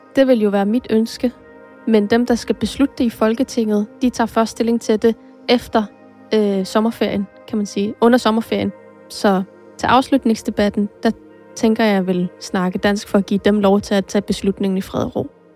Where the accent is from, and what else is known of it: Greenland; first language Greenlandic; Danish is a second language